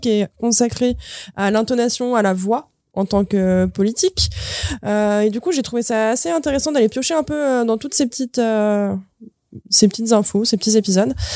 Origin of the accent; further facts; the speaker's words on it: Dauphiné, Auvergne-Rhône-Alpes, France; moved away; chez moi, chez mes parents, c'est le Dauphiné